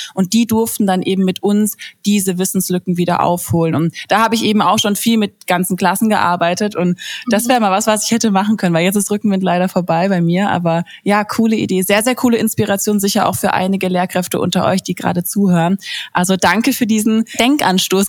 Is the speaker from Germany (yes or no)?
yes; Baden-Württemberg, Germany; bei uns in Baden-Württemberg